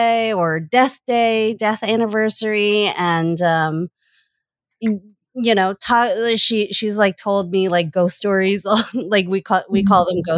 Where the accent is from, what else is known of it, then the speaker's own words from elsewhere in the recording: Boston, Massachusetts, United States; I was born in Boston